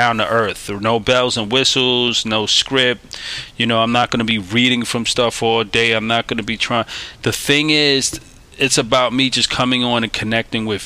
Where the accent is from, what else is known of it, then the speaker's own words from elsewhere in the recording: New York City, New York, United States; also born or lived in Staten Island, New York; I'm a kid from Brooklyn, New York, hailing from New York City. I was born in Staten Island